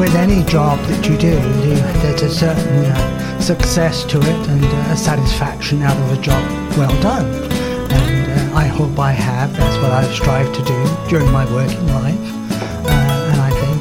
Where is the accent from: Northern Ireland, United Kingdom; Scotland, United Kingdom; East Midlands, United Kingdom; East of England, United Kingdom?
East of England, United Kingdom; Clacton-on-Sea; moved away as an adult; also born or lived in Muswell Hill, London; now in Kingston, Canada; Montague Burton's was in my hometown of Clatwell in Clacton, and that's where I worked